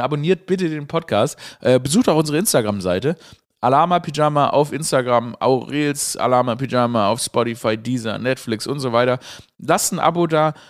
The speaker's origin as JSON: {"language": "German", "region": "Swabia", "country": "Germany", "tie": "born or raised there", "said": "ich Schwäbin, äh, Schwabe bin, dass sie, oder gebürtiger Schwabe bin"}